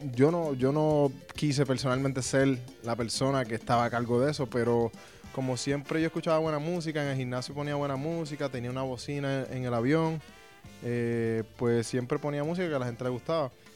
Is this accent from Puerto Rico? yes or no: yes; Puerto Rico; yo vengo de Puerto Rico